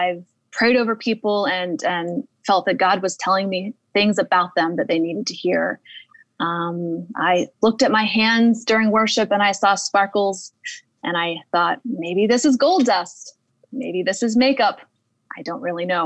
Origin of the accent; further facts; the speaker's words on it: Yosemite area of California, United States; I'm from the Yosemite area of California